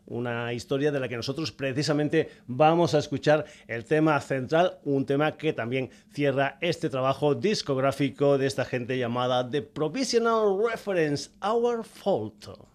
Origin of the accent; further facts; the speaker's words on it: Cáceres, Extremadura, Spain; es un agente de mi tierra. Concretamente son de Cáceres